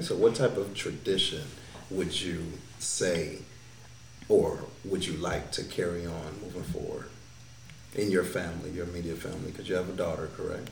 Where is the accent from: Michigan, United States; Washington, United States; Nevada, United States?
Michigan, United States; Detroit; moved away; coming from Detroit, the individuals that I grew up